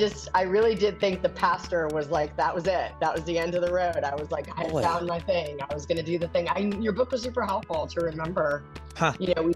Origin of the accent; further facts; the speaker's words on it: California, United States; I'm a West Coast soul. I grew up in California I was a military brat, but this Southern evangelical culture is very foreign to me, but I live here.